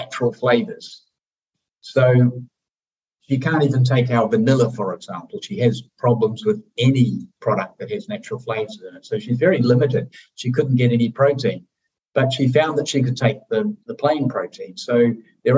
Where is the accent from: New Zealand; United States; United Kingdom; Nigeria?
New Zealand; moved away; we're from New Zealand, so we have an affinity to the country